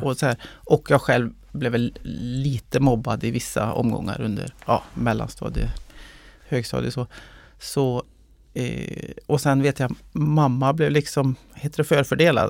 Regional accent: Molkom, Värmland, Sweden; also born or lived in Stockholm; uppväxt i, i Värmland, eh, i skogen, eh, utanför Molkom

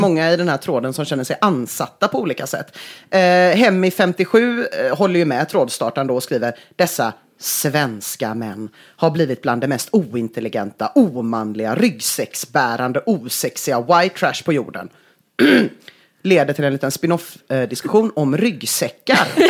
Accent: Gothenburg, Västra Götaland, Sweden; jag är uppvuxen i Göteborg

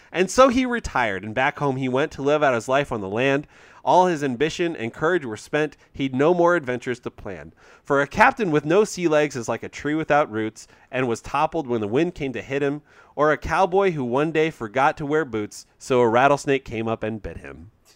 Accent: United States; I'm an American

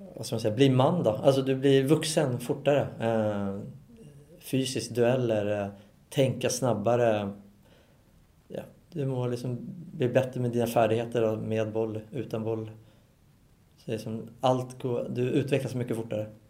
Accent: Solna, Stockholm County, Sweden; moved away as an adult; now in Norway; jag är Solna-kille och är uppvuxen och stått i klacken

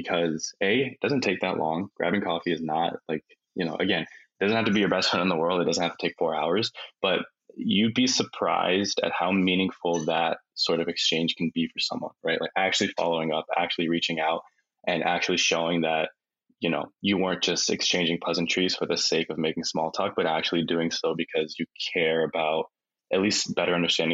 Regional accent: Philadelphia, Pennsylvania, United States; moved away as an adult; now in New York City, United States; where I grew up in Philly

